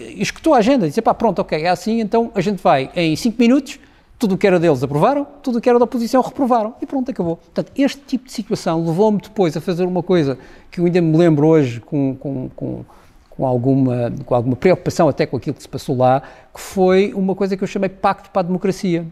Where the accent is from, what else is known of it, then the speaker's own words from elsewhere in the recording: Madeira, Portugal; eu sou madeirense e tenho uma, uma, uma, relação muito emotiva com a Madeira